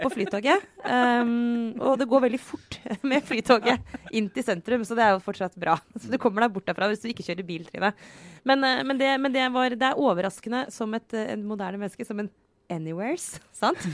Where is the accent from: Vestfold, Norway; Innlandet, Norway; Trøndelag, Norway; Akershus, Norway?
Akershus, Norway; Romerike; Romerike, min barndoms ikke så grønne sånn, slette.